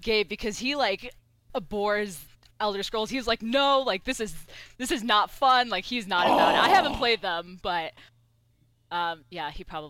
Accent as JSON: {"language": "English", "town": "Chicago", "region": "Illinois", "country": "United States", "tie": "born or raised there", "second_language": "English", "said": "My parents were both born in Iran. I was born in Chicago, but yeah, I'm Iranian."}